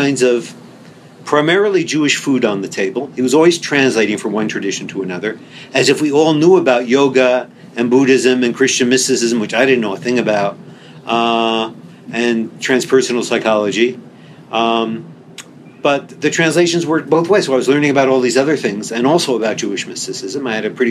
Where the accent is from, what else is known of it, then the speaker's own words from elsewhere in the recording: Winnipeg, Manitoba, Canada; moved away as an adult; now in Jerusalem, Israel; I'm from Winnipeg